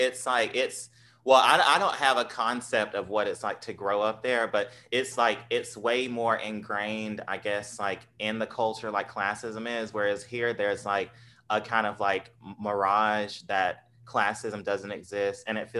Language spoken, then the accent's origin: English; Southern United States, United States; accent: genteel Southern; I sound Southern, but there's a, I guess, not to sound like, I'm the smartest ever, but I have more of a genteel Southern accent